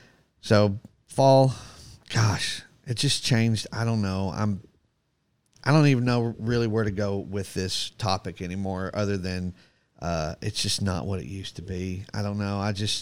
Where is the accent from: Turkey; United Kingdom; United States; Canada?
United States; Florida; And now, since growing up in Florida